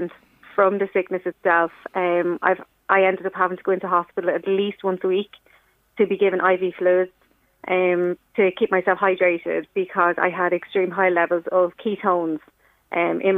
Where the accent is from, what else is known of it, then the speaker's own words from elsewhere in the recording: Ireland; I'm from Dunor